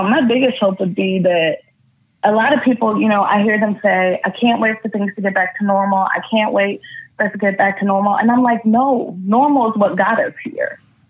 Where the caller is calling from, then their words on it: California, United States; I'm calling from California.